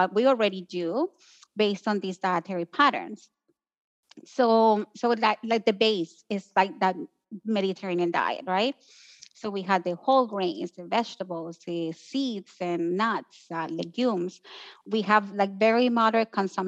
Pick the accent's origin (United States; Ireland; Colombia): Colombia; moved away; I grew up in Colombia, so technically I lived in a pretty anti-inflammatory environment.